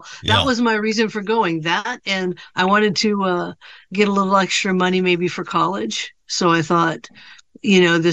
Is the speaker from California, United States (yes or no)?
yes; California, United States; also born or lived in Ohio / Washington / Idaho; now in Southern California, United States; I was born in Ohio, but when I was about, 8 or 9 years old, somewhere in there, my mother moved to California